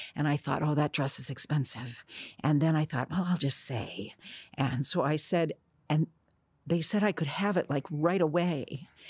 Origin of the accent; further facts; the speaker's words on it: Newark, New Jersey, United States; I was born in Newark, New Jersey